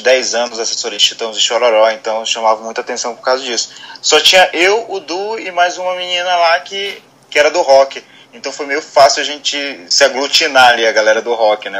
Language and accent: Portuguese; Belém, Pará, Brazil; eu sou de Belém